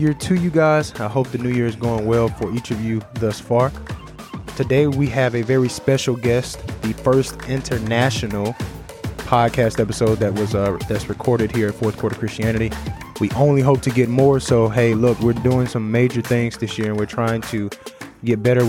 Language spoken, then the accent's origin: English; United States; accent: American; the American accent is hindering me a little bit